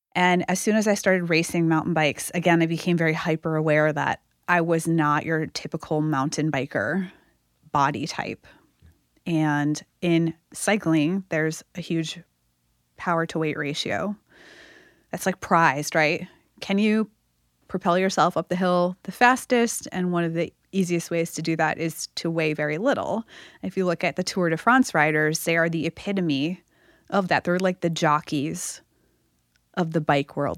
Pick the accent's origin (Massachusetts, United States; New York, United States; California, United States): Massachusetts, United States; moved away; I grew up in Massachusetts